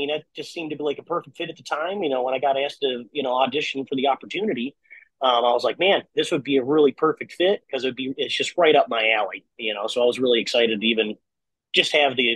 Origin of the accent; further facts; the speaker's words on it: Ontario, New York, United States; moved away as an adult; now in Nashville, United States; I grew up in Ontario, New York